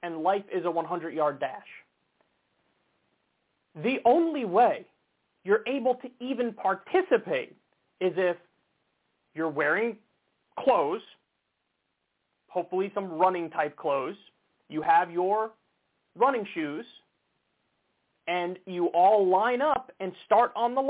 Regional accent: United States; I'm American. I was born here. My parents were born here

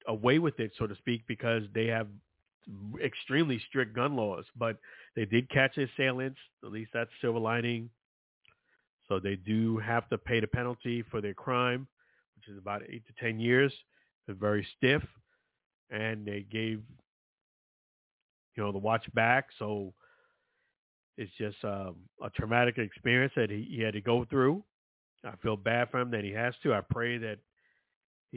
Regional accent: New York City, New York, United States; I'm from Brooklyn, New York, rough area.

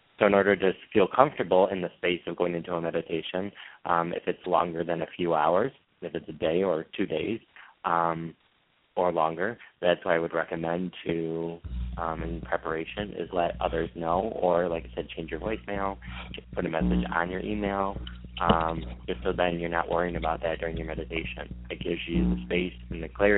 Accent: Michigan, United States; I'm from Michigan.

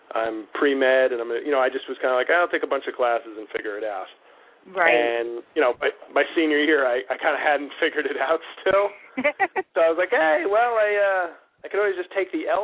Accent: New York City, New York, United States; Oh, I grew up in New York. I grew up in oh, uh, in, okay. in the Riverdale section of the Bronx

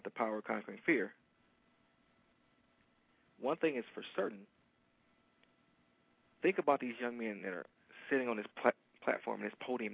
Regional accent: Detroit, Michigan, United States; I am from Detroit. And Detroiters are very loyal to their sports teams

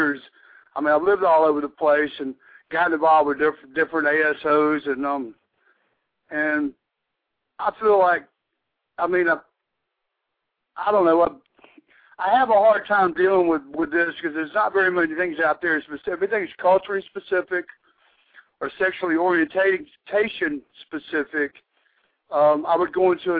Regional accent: Georgia, United States; now in Massachusetts, United States; growing up in Georgia.

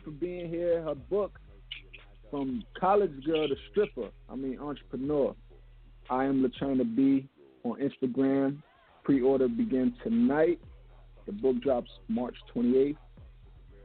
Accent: New York City, New York, United States; we're from Brooklyn

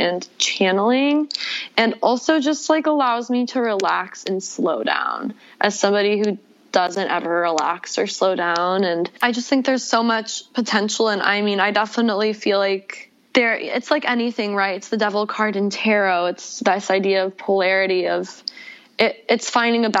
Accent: Atlanta, Georgia, United States; moved away as an adult; also born or lived in Buffalo, New York; now in Los Angeles, United States; moved to Atlanta where I grew up.

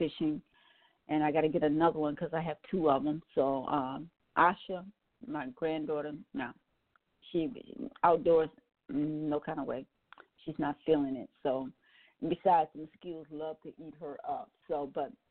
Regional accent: Wisconsin, United States; I'm from Wisconsin

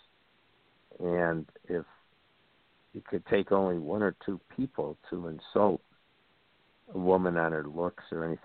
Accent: New York, United States; When I grew up in the New York State education, you had a local diploma and a regents diploma

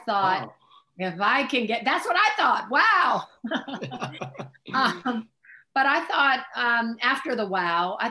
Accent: Oakland, California, United States; I was born in Oakland, California, proud East Oaklandite. My mom was an elementary school teacher in the East Oakland Public Schools

